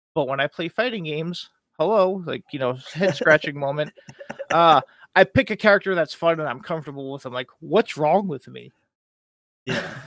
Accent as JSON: {"language": "English", "region": "East Coast", "country": "United States", "said": "I'm from the East Coast"}